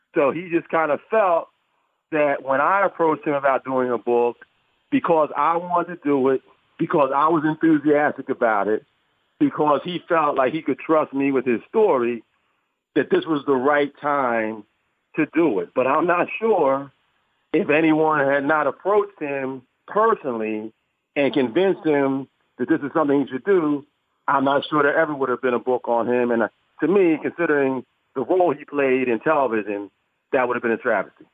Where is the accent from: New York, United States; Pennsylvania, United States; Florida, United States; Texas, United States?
Pennsylvania, United States; Philadelphia; I grew up in Philadelphia